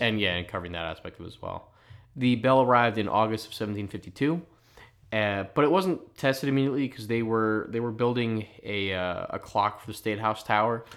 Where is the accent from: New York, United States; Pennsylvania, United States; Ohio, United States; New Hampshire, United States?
Pennsylvania, United States; Philadelphia; accent: Philly; my Philly accent